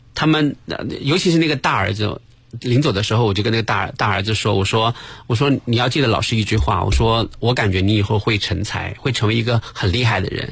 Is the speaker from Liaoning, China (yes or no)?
no; northern Jiangsu, China; 我是苏北的